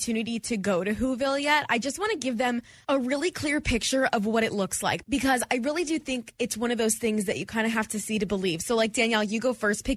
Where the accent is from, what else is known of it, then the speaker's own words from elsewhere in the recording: Detroit, Michigan, United States; now in Houston, United States; my hometown of Detroit